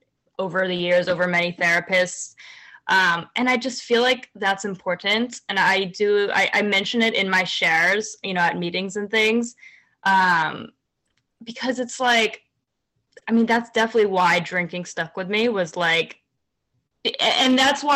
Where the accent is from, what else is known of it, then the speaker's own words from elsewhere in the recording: Virginia, United States; now in New York City, United States; I grew up in Virginia. So like suburbs